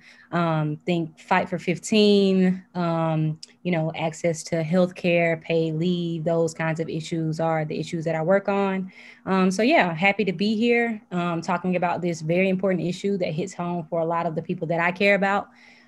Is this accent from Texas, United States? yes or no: no; Pascagoula, Mississippi, United States; moved away as an adult; now in Washington, D.C., United States; my upbringing on the Gold Coast. I was raised primarily by my mother and my grandmother.